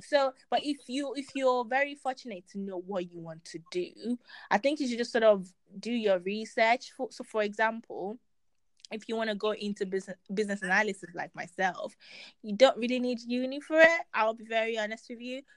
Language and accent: English; Nigeria; as a Nigerian, you know, child